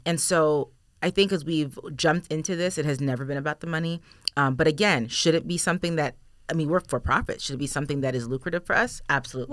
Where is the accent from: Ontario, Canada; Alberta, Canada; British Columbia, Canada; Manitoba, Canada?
Ontario, Canada; Toronto; now in Erie, United States; I'm from Toronto